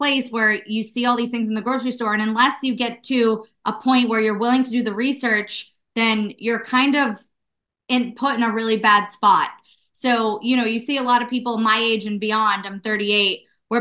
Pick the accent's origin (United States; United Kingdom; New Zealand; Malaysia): United States; Malden, Massachusetts; also born or lived in Salem, Massachusetts; I grew up in Malden, Massachusetts, right north of the city